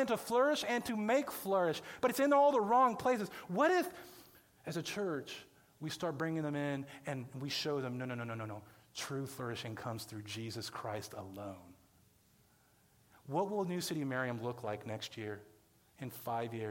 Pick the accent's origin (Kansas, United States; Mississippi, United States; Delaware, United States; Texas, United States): Kansas, United States; Johnson County; moved away as an adult; I grew up in Johnson County.